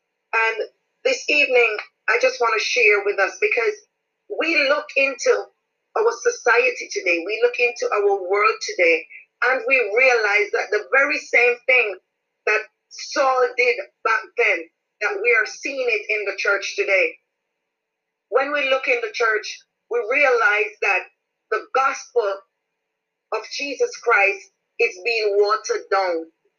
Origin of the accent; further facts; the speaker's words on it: Jamaica; praise God, and I am from Jamaica.